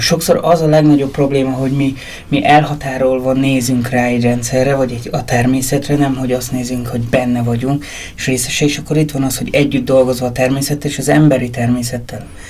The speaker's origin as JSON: {"language": "Hungarian", "town": "Ózd", "region": "Borsod-Abaúj-Zemplén", "country": "Hungary", "also_born_or_lived": "Budapest", "moved": "as an adult", "said": "én Ózról származom"}